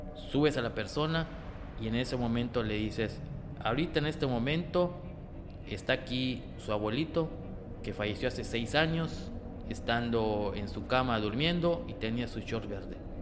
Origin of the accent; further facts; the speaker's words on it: Mexico; como buenos mexicanos que somos